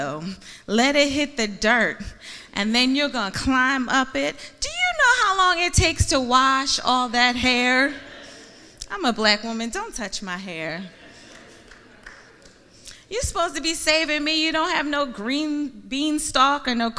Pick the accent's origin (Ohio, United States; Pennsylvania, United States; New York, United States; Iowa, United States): Pennsylvania, United States; Philadelphia; I'm from Philly. And when you're in Philly, you just grow up loving sports